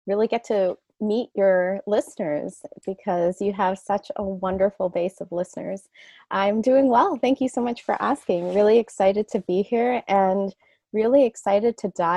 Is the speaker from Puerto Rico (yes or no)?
no; Canada; moved away as an adult; I'm Canadian